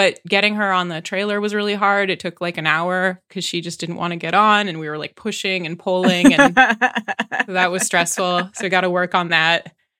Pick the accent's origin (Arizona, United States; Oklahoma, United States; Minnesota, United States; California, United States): California, United States; San Dimas; I'm from San Dimas, California, where Bill and Ted's Excellent Adventure was filmed.